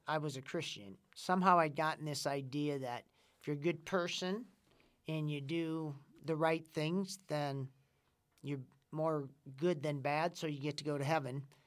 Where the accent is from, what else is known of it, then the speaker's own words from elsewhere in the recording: Winona, Minnesota, United States; I'm from Winona, Minnesota